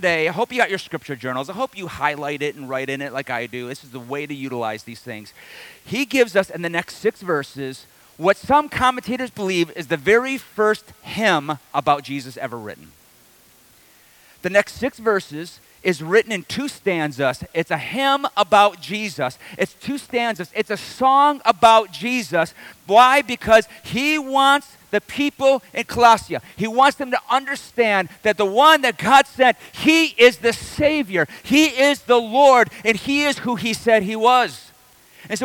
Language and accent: English; Detroit, Michigan, United States; I'm from the Detroit area